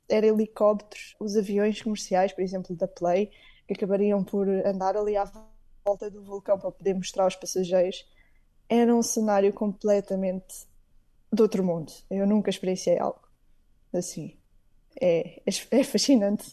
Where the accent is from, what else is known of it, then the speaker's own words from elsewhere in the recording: Portugal; now in Iceland; eu como portuguesa